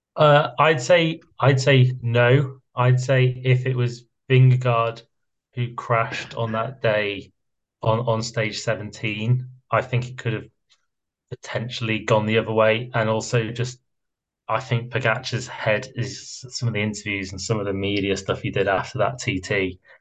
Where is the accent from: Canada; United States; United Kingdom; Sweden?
United Kingdom; I'm British